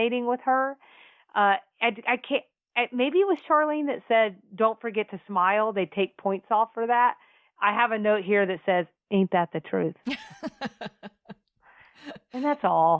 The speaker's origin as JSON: {"language": "English", "region": "the South", "country": "United States", "said": "we're from the South."}